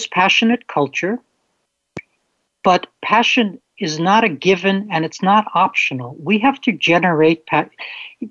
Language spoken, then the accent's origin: English; New York City, New York, United States; near where I grew up in Brooklyn